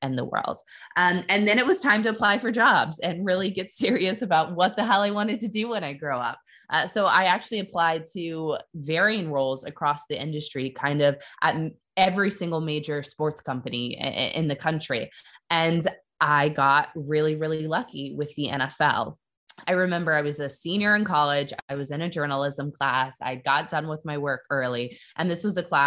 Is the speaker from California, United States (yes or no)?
no; Kansas City, Missouri, United States; moved away as an adult; also born or lived in Iowa City, Iowa / New York City; So I'm from Kansas City, Missouri. That's where I grew up.